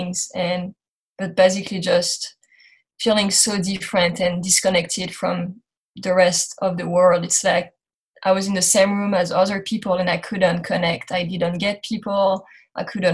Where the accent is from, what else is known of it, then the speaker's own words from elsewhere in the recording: France; English is a second language; moved away as an adult; now in United States; So I grew up in France. You're going to hear my accent through this interview